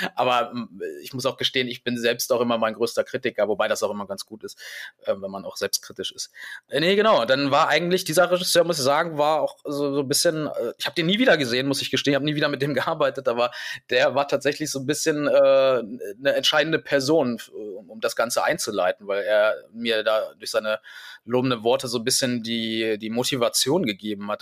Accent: Hanover, Lower Saxony, Germany; ich bin ja Hannoveraner, deswegen hab ich, hatte ich zumindest nicht mit irgendeinem Dialekt äh, zu kämpfen

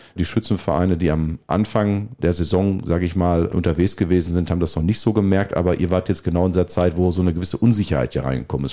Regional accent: Niederbörde, North Rhine-Westphalia, Germany; also born or lived in Lohne (Bad Sassendorf); now in Bad Sassendorf, Germany; ich komme ja gebürtig aus der Niederbörde

